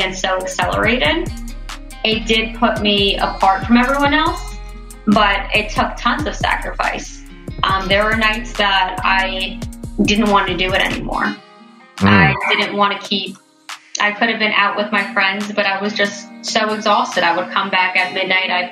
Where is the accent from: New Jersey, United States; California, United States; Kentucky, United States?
New Jersey, United States; Bernardsville; I grew up in Bernersville, New Jersey.